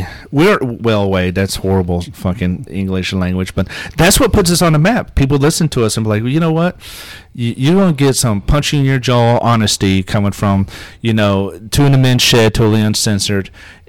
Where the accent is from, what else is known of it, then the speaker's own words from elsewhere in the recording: South Africa; And I'm from South Africa and I'm a Jew, so yeah.